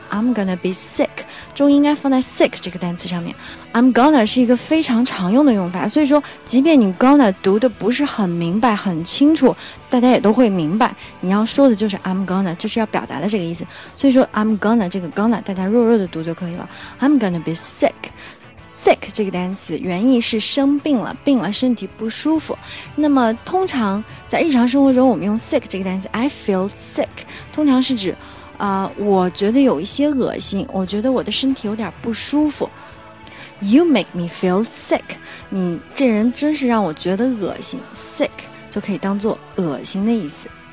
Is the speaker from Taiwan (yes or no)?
no; China; 我们中国人